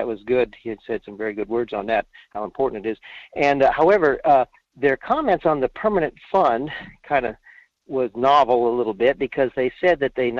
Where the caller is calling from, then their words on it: Fairbanks, Alaska, United States; in Fairbanks.